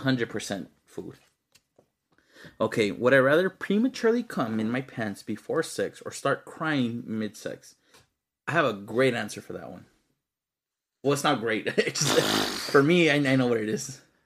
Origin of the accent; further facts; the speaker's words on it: Texas, United States; I'm from Texas, bro, not Alabama